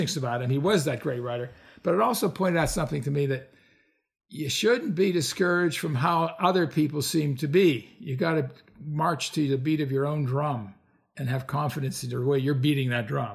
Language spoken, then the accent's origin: English; Pittsburgh, Pennsylvania, United States; moved away; also born or lived in Mykonos, Greece; I was born and raised in the Pennsylvania city of Pittsburgh's Milltown days